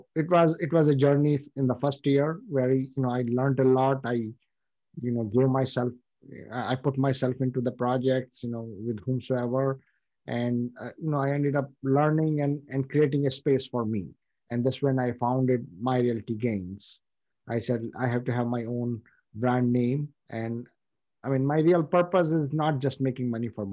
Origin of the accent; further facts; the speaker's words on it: India; moved away as an adult; now in United States; I come from India